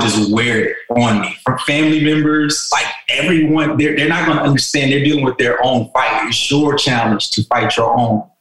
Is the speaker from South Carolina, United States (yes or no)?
yes; South Carolina, United States; moved away as an adult; also born or lived in California; I'm from South Carolina